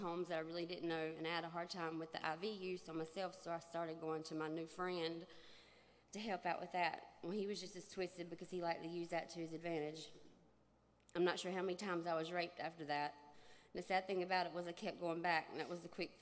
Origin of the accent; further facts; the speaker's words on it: Shelby, North Carolina, United States; I'm from Shelby, North Carolina